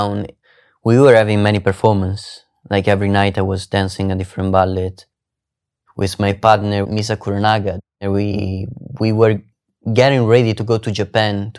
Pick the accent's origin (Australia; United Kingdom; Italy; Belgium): Italy; English is a second language; moved away as an adult; now in San Francisco, United States; my hometown, my life, my family. I mean, San Francisco is really far away from Italy.